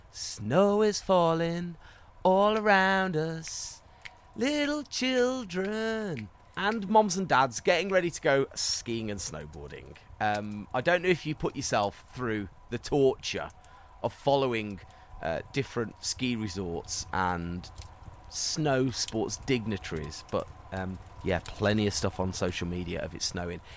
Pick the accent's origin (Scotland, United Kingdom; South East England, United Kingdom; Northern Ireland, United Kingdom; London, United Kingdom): London, United Kingdom; now in Vancouver, Canada; I'm from London, but relocated to Vancouver.